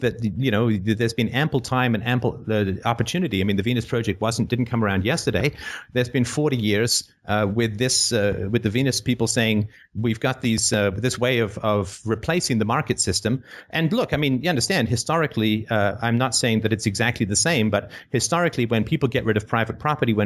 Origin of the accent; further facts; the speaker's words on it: United Kingdom; I'm British